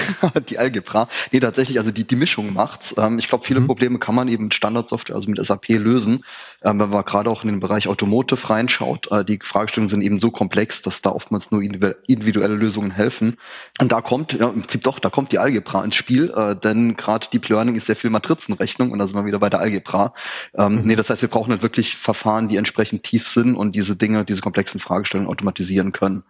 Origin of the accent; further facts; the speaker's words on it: Saarland, Germany; ich komme aus dem Saarland, da ist halt alles sehr dörflich.